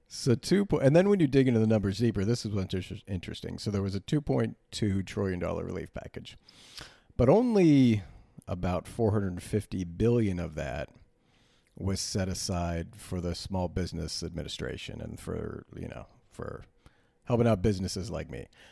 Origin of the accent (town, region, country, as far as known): United States